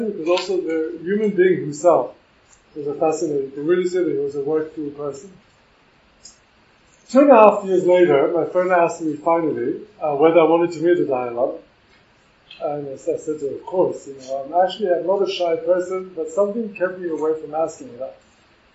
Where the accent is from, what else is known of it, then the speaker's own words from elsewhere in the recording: Singapore; moved away; I grew up in Singapore.